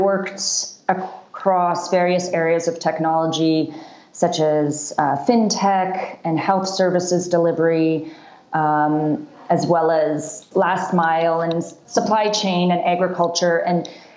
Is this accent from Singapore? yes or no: no; Canada; also born or lived in Seattle, United States; now in Rwanda; I grew up in Canada